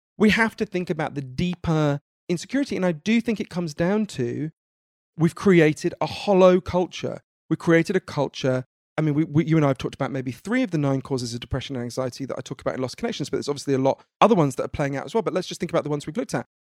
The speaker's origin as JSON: {"language": "English", "country": "United Kingdom", "said": "I'm British."}